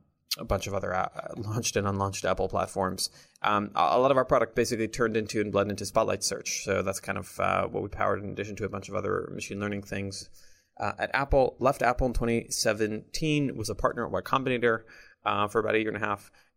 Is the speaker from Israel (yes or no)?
yes; Jerusalem, Jerusalem District, Israel; English is a second language; moved away as an adult; now in United States; I'm originally from Jerusalem, Israel. Came out to Silicon Valley when I was, I think, 18 or 19.